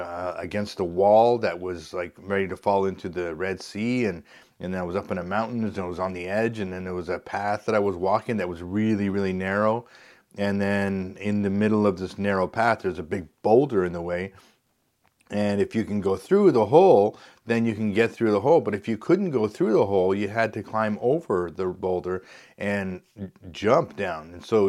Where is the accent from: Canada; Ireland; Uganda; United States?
Canada; because we found out we're from Canada